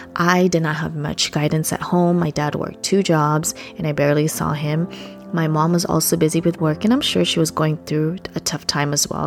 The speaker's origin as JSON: {"language": "English", "country": "Philippines", "tie": "born or raised there", "second_language": "English", "moved": "yes", "said": "I was born and raised in the Philippines."}